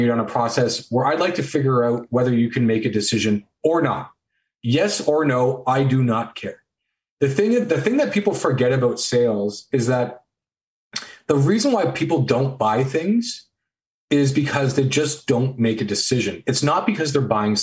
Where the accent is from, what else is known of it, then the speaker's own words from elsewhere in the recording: Canada; So I'm Canadian